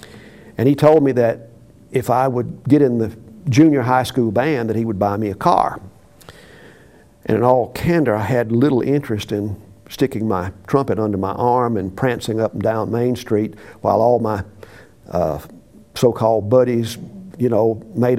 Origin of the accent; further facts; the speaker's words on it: Meridian, Mississippi, United States; I grew up in Mississippi.